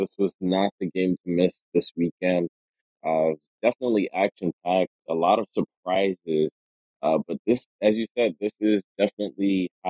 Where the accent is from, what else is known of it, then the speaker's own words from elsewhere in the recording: Chicago, Illinois, United States; From Chicago, so Chicago, Illinois, and the United States.